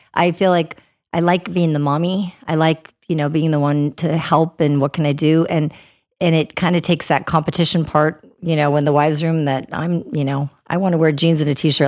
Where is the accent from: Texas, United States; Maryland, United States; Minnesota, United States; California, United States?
Minnesota, United States; moved away; also born or lived in Northern Virginia / North Dakota; I'm originally from Minnesota, so I grew up in the snow and the cold